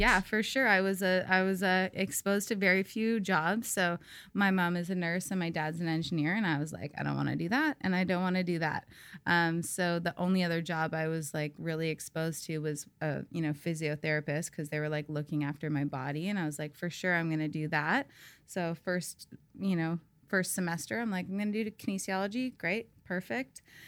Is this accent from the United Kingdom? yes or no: no; Saskatoon, Saskatchewan, Canada; now in Tofino, Canada; I grew up in Saskatchewan, um, the middle of Canada.